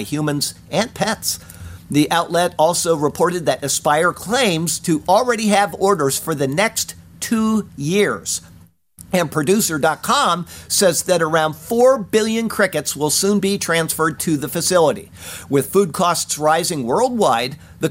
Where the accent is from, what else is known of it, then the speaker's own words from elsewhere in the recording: Siesta Key, Florida, United States; Turtle Beach, where I grew up here on Siesta Key